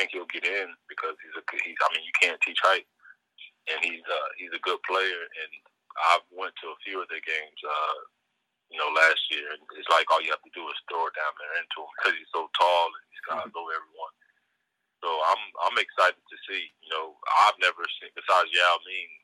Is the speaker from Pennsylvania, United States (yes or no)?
no; Tavares, Florida, United States; born or raised there